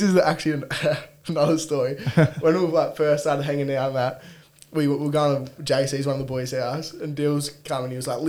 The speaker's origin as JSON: {"language": "English", "town": "Cessnock", "region": "New South Wales", "country": "Australia", "tie": "born or raised there", "moved": "as an adult", "lives_now": "Newcastle, Australia", "said": "Grew up in Cessnock, born and bred. Lived there till I was 18"}